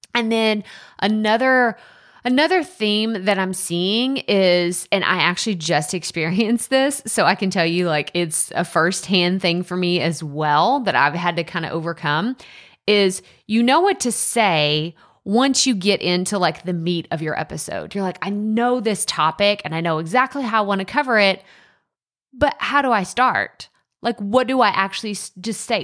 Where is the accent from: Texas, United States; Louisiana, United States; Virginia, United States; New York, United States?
Texas, United States; East; accent: East Texas; that East Texas accent come out real strong, real strong